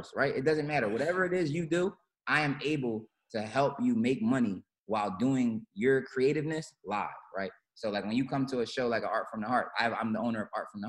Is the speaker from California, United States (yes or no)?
no; Philadelphia, Pennsylvania, United States; also born or lived in Los Angeles; I'm from Philly.